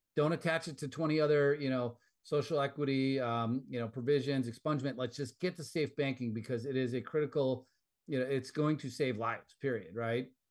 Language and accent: English; Wisconsin, United States; moved away; back in my home state of Wisconsin.